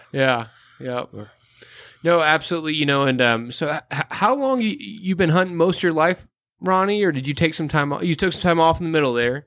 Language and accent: English; Midwest, United States; I'm a flatlander, I'm from the Midwest